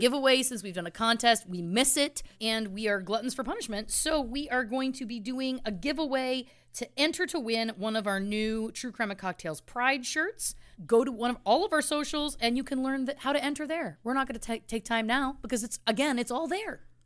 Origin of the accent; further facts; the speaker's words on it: Belleville, Ontario, Canada; my hometown of Belleville, Ontario, Canada